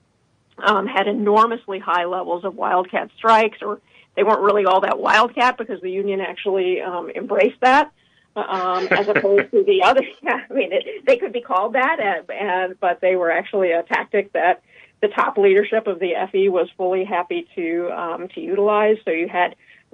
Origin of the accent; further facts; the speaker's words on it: Chicago, Illinois, United States; I'm a Chicagoan